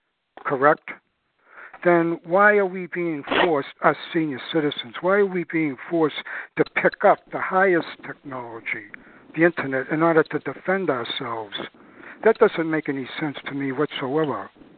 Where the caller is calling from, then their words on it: New Jersey, United States; New Jersey.